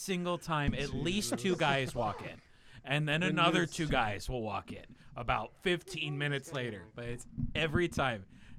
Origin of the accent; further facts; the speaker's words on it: United States; because I'm an American and I don't have to.